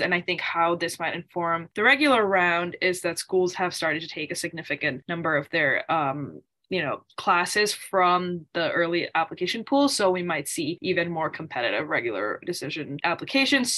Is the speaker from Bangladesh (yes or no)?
yes; Bangladesh; now in United States; I am originally from Bangladesh